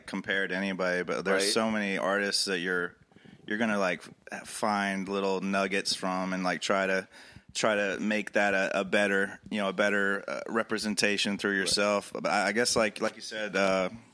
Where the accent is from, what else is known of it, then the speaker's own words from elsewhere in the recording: the South, United States; growing up in the South